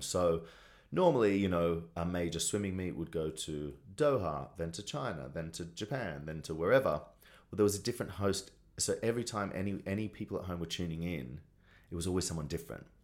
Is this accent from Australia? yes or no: yes; Australia; moved away as an adult; now in Los Angeles, United States; as a young gay boy in Australia.